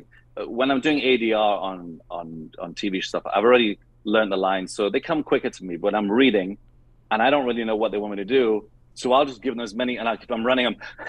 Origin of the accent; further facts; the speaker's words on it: Trinidad & Tobago; Well, Well, I grew up in Trinidad in the West Indies